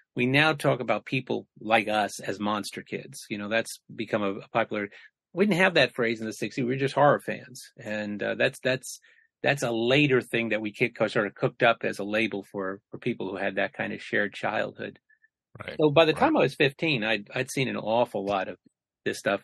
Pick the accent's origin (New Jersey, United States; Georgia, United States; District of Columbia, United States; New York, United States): New York, United States; the New York area, United States; I grew up in the New York area